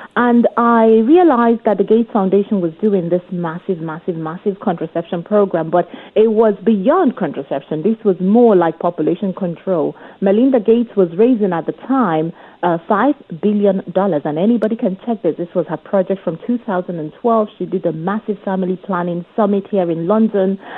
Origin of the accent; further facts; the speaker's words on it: Nigeria; now in United Kingdom; I'm a Nigerian